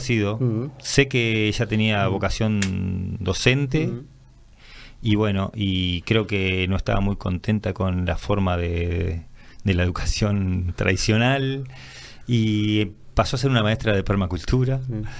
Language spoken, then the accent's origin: Spanish; Minas, Lavalleja, Uruguay; moved away as an adult; now in José Pedro Varela, Uruguay; yo soy oriundo de Minas, pero hace unos 20 y pico de años que vivo ahí en José Provarela